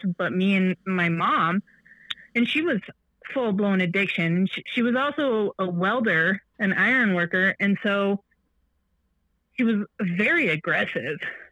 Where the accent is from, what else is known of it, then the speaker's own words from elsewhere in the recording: Michigan, United States; I was born on July 11th, 1987 in the beautiful state of Michigan. My mother was in high school when she had me. And so I was basically raised by my grandma and grandpa